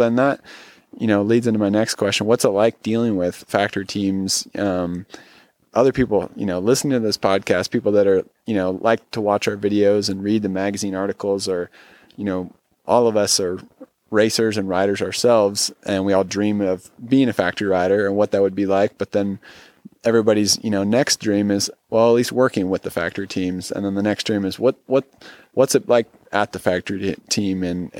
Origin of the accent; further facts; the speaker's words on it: Northern California, United States; now in Southern California, United States; I'm from Northern California. I grew up here and love it here. Love racing and riding here. But I moved down to Southern California